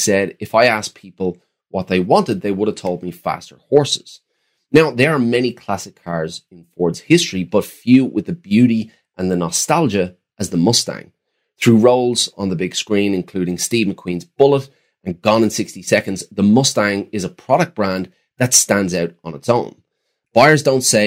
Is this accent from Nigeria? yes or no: no; Ireland; growing up in Ireland in the 90s